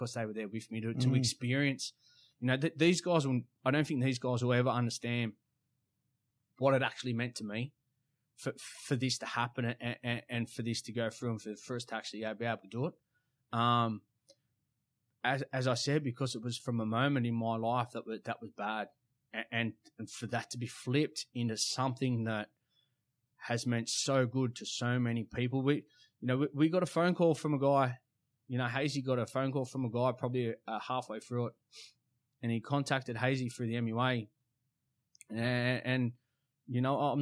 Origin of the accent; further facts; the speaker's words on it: Sydney, New South Wales, Australia; We're all from Sydney